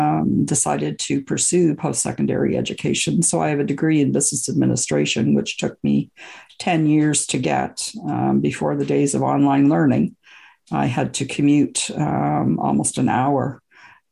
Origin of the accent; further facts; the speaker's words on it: Canada; also born or lived in Scotland; I was born in Scotland and I immigrated to Canada when I was about two with my parents.